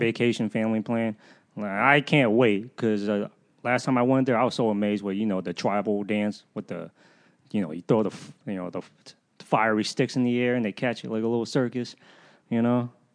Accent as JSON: {"language": "English", "area": "the South", "region": "Southern United States", "country": "United States", "accent": "southern", "said": "why I sound so southern."}